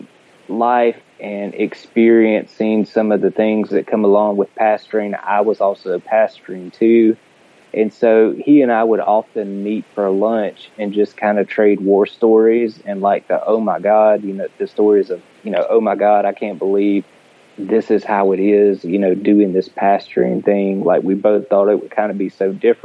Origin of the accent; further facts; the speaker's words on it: Middle Georgia, United States; Born and raised in Middle Georgia